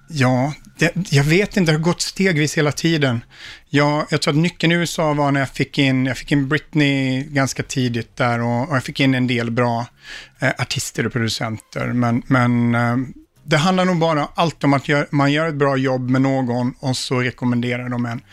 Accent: Sweden; moved away as an adult; also born or lived in Stockholm; now in United States

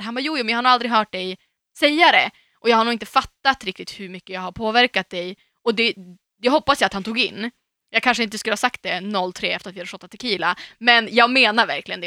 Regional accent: Umeå, Västerbotten County, Sweden; moved away as an adult; när jag var hemma i Umeå senast

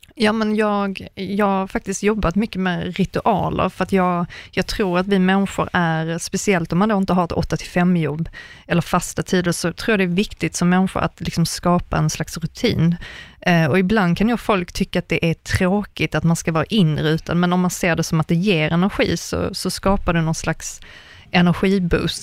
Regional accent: Sweden; moved away as an adult; also born or lived in Germany; jag var enda svensk

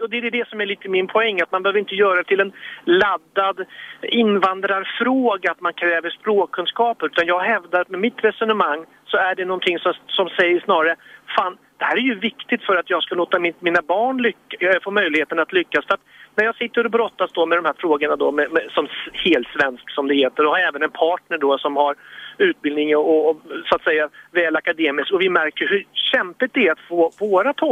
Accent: Sweden; vi är så kallade svenskar ifrån ja, väldigt långt tillbaka.

